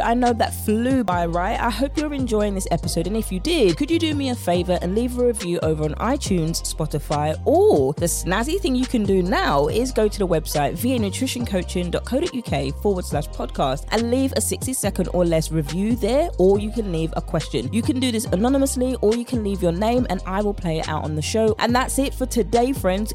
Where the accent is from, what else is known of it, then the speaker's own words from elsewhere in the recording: United Kingdom; accent: British; my British accent